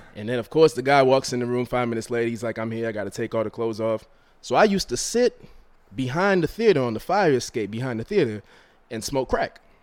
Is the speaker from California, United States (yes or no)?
no; Rockland County, New York, United States; also born or lived in Harlem, New York City; born in Harlem, raised in Rockland County, which is like a suburb, an hour north of here.